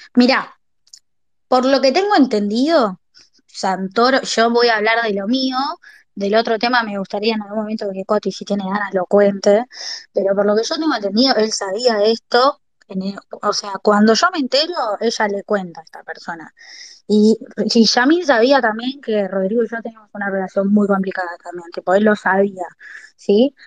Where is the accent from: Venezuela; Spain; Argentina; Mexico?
Argentina; La Plata, Buenos Aires Province; moved away as an adult; now in Buenos Aires, Argentina; yo soy nacida en La Plata, y en el 20 en el 2021 se me ofrece una oportunidad importante acá en Capital para trabajar y me mudo